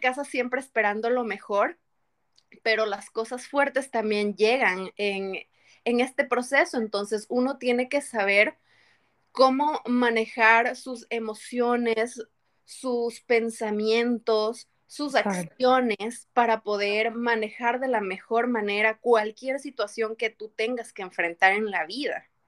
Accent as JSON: {"language": "Spanish", "town": "Quito", "region": "Pichincha", "country": "Ecuador", "moved": "as an adult", "lives_now": "United States", "said": "Soy de, la, de em, Ecuador, de la ciudad de Quito. Vengo de la mitad del mundo"}